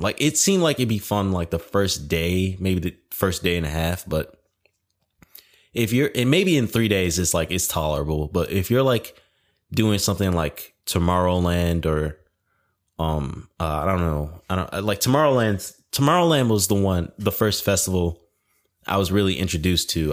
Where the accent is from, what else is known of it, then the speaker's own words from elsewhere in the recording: Detroit, Michigan, United States; moved away; lived in Detroit. I was born in Detroit.